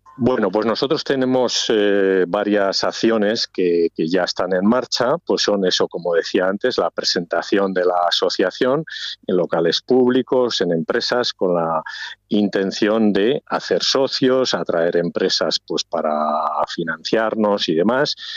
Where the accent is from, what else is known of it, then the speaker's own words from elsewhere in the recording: Ribera del Duero, Castile and León, Spain; mi pueblo pues lógicamente está ligado, está dentro de la ribera del Duero